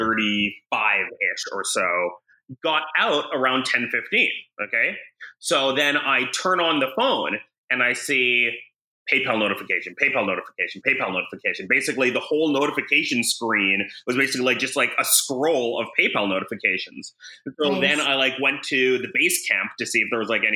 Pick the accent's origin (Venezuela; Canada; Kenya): Canada; moved away as an adult; now in United States; I'm Canadian